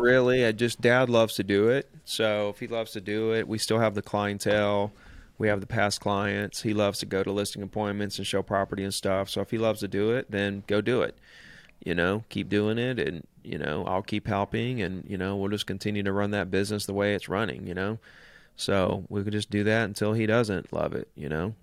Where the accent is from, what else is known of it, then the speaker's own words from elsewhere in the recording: Gulf Shores, Alabama, United States; here in Gulf Shores in my hometown